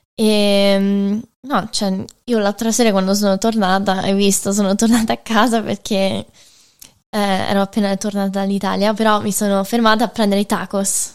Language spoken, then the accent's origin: Italian; Michigan, United States; moved away as an adult; now in Rome, Italy; ero nata e cresciuta negli Stati Uniti